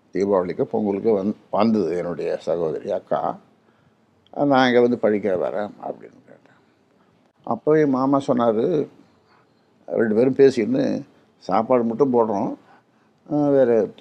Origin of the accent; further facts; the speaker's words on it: Tamil Nadu, India; எனக்கு ஒரு சிறிய கிராமத்திலே பிறந்தேன் என்னை பெற்றெடுத்தார்கள்